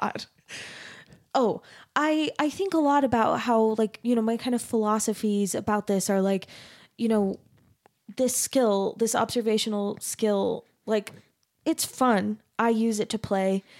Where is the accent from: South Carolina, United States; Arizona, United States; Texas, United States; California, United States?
Arizona, United States; I grew up in Arizona